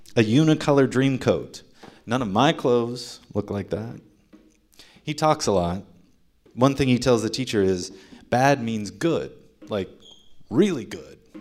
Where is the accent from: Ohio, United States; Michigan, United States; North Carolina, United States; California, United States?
Ohio, United States; moved away; Ohio, my home state